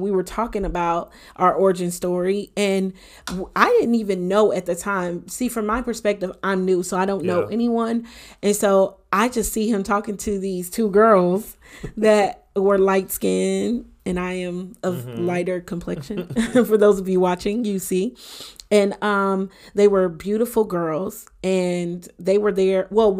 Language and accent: English; Detroit, Michigan, United States; he would come with me sometimes to my hometown, to Detroit. And my dad was a pastor at the time.